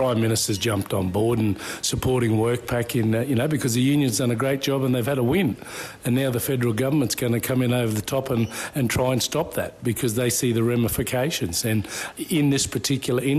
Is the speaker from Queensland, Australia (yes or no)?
yes; Collinsville, Queensland, Australia; So born and bred in Collinsville, went to school, grew up in the town.